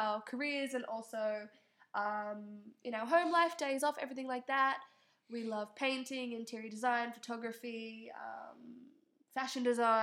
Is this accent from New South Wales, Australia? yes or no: yes; Sydney, New South Wales, Australia; moved away as an adult; now in Melbourne, Australia; I am originally from Sydney, I'm 23 years old. I have lived in Melbourne now for about 3 years.